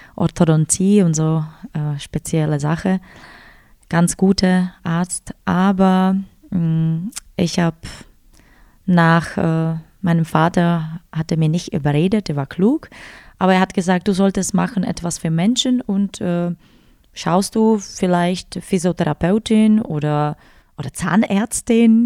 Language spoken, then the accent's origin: German; Ostrava, Moravian-Silesian Region, Czechia; born or raised there; German is a second language; moved away as an adult; now in Füssen, Germany